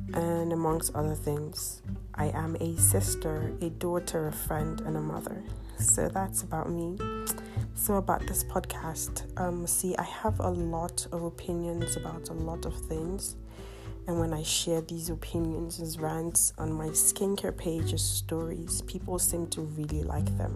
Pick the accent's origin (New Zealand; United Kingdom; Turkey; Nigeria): Nigeria; I'm Nigerian.